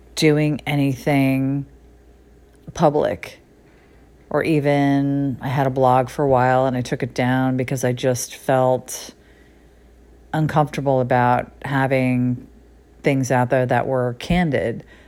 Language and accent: English; Connecticut, United States; now in Los Angeles, United States; I left the little town that I grew up in Connecticut